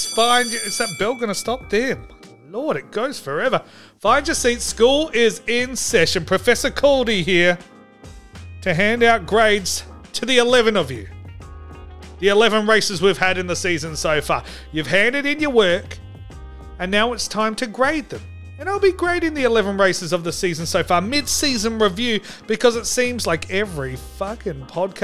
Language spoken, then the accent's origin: English; Australia; And I am Australian.